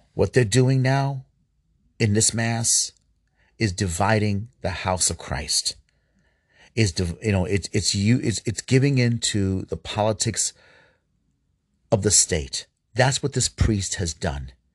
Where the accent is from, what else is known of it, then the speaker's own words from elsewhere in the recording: New York City, New York, United States; I grew up in New York City